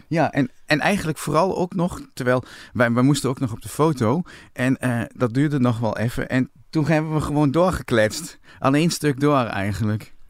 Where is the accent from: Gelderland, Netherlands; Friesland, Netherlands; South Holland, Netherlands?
Gelderland, Netherlands; Winterswijk; toen ik jong was in Winterswijk